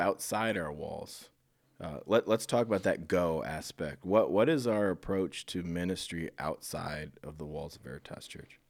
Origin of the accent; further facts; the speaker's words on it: Iowa, United States; moved away as an adult; also born or lived in Phoenix area, Arizona; I'm from Iowa, so I knew it, but I moved back from the Phoenix area in January